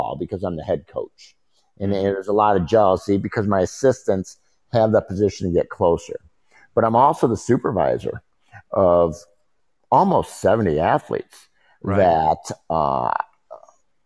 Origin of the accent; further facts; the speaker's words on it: Chicago, Illinois, United States; growing up in Chicago